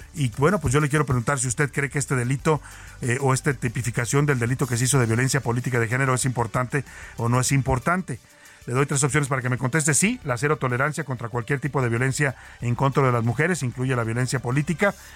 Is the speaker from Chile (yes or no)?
no; Jalisco, Mexico; Somos paisanos de Jalisco